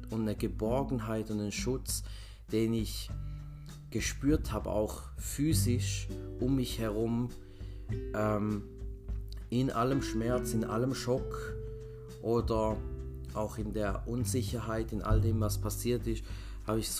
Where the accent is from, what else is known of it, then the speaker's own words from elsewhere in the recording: Switzerland; aus der Schweiz. Ich bin gerade auf Heimaturlaub hier, wo ich aufgewachsen bin.